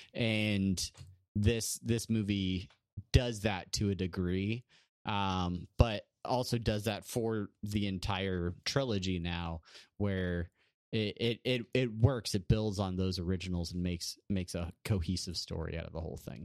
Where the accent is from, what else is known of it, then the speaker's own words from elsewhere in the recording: San Diego, California, United States; from L A to San Diego, from, from Brandon's hometown to my hometown